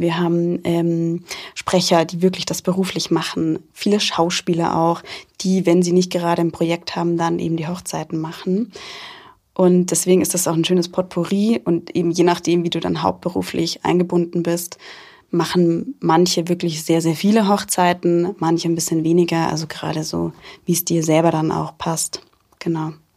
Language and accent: German; Rosenheim, Bavaria, Germany; gebürtig aus Rosenheim und auch noch immer sehr verwurzelt mit Rosenheim